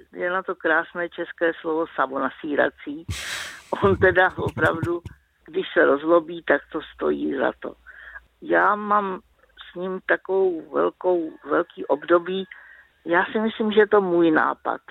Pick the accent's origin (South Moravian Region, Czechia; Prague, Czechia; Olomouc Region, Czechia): Prague, Czechia; já jsem ze Žižkova.